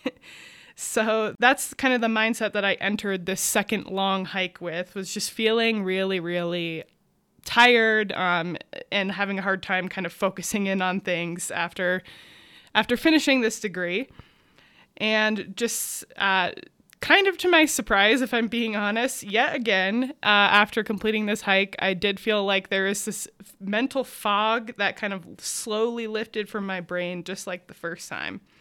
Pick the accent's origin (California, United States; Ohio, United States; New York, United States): New York, United States; Adirondack Mountains of; I grew up in the Adirondack Mountains of New York